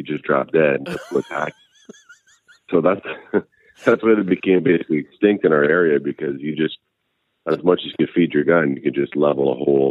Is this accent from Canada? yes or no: yes; New Brunswick, Canada; moved away; also born or lived in Northern Ontario; I'm originally from New Brunswick.